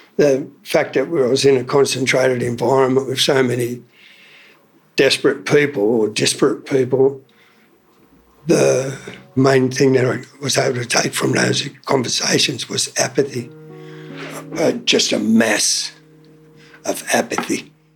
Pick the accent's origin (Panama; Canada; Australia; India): Australia; Sydney, New South Wales; moved away as an adult; also born or lived in Townsville; I was born in Sydney, New South Wales.